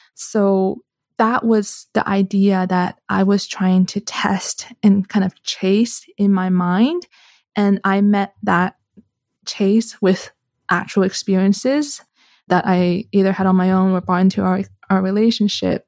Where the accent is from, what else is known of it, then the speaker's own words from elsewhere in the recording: Canada; moved away as an adult; now in Switzerland; I'm Canadian, right? So I was studying in Canada at the time